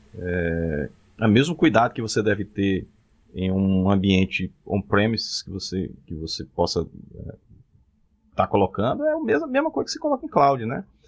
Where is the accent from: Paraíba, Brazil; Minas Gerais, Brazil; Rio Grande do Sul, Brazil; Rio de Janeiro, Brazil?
Paraíba, Brazil; Cajazeiras; moved away as an adult; now in João Pessoa, Brazil; Eu sou de Cajazeiras.